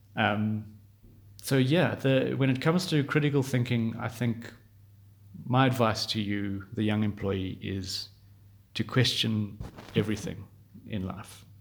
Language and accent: English; Johannesburg, Gauteng, South Africa; from Johannesburg, South Africa